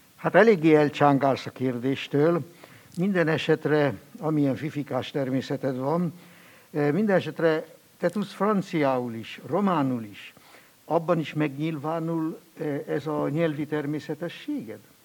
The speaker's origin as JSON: {"language": "Hungarian", "country": "Switzerland", "accent": "Alemannic / Swiss German", "first_language": "Swiss German", "second_language": "Hungarian", "moved": "yes"}